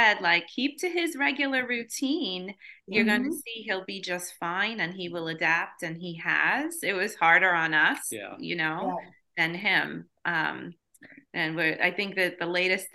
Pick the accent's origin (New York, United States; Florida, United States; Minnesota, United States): New York, United States; Long Island; we're from New York, we're from Long Island, and most of our family is also from there